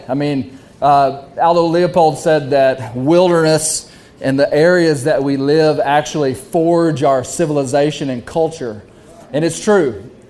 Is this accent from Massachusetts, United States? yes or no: no; Arkansas, United States; I am a seventh generation Arkansan.